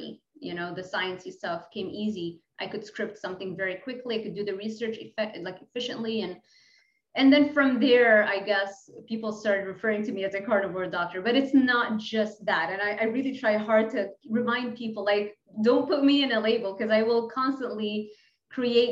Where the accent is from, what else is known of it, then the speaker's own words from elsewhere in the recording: Lebanon; English is a second language; moved away; I'm from Lebanon. So when I mess up my English, just understand I'm international